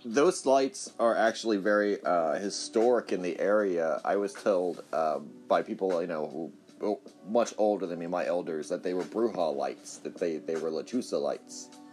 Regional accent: Corpus Christi, Texas, United States; I'm from Corpus Christi

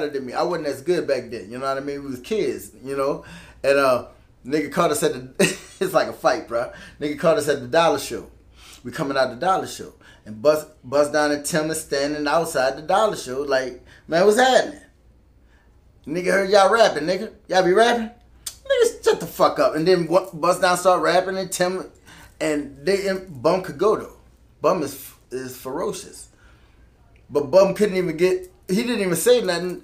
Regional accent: New Orleans, Louisiana, United States; I'm from the West Bank

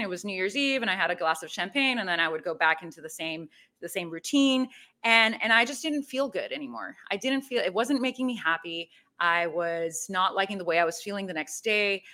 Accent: Mexico City, Mexico; I am originally from Mexico City.

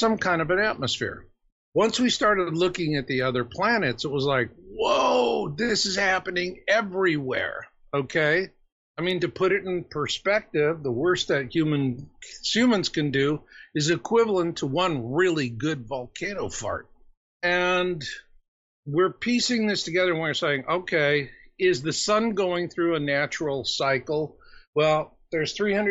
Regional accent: Phoenix, Arizona, United States; I grew up in Phoenix.

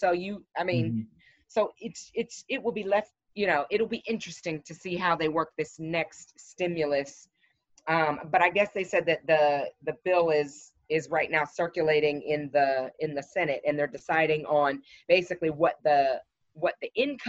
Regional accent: United States; I mean, being American right now, it's embarrassing.

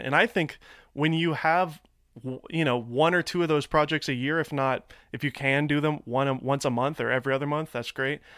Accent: Nashville, Tennessee, United States; now in Los Angeles, United States; I'm from Nashville

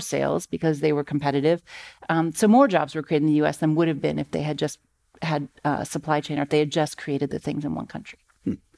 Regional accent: Akron, Ohio, United States; I grew up in Akron, Ohio

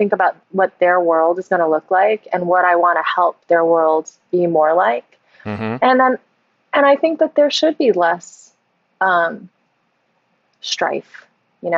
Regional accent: United States; I was born and raised here

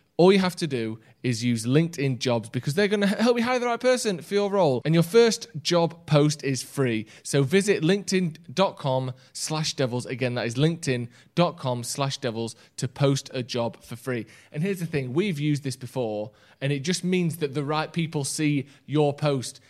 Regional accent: England, United Kingdom; I haven't got an English passport, no, but I've lived here all my life

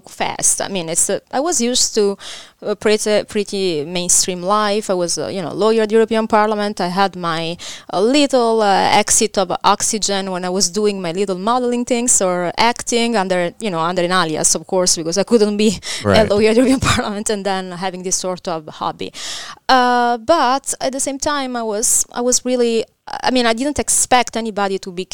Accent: Caserta, Campania, Italy; English is a second language; moved away as an adult; I grew up in Caserta, nearby Naples.

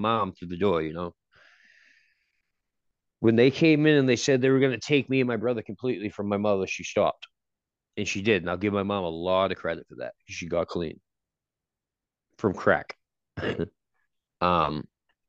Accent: Gloucester, Massachusetts, United States; moved away; I was born and raised in Gloucester, Massachusetts.

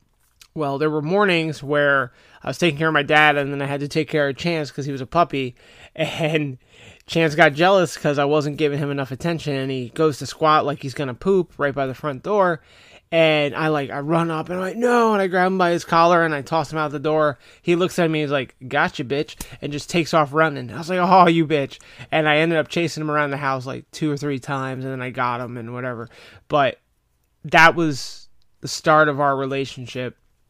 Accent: Florida, United States; you know, I'm from Florida. It has been a long time since I've been up there in the winter.

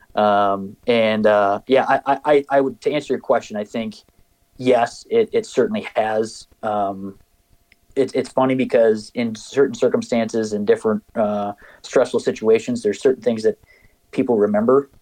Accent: just outside of Mankato, Minnesota, United States; moved away as an adult; also born or lived in Mason City, Iowa / Mount Pleasant, Iowa; now in Iowa, United States; my wife and I both grew up um, just outside of Mankato

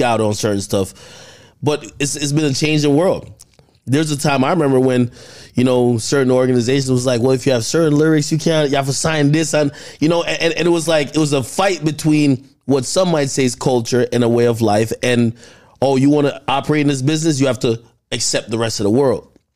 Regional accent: Jamaica; now in United States; growing up in Jamaica

